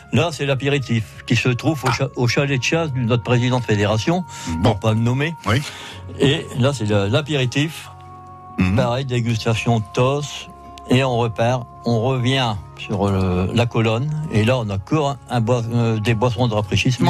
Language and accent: French; Machy, Hauts-de-France, France; j'ai pris Machi parce que c'est mon village natal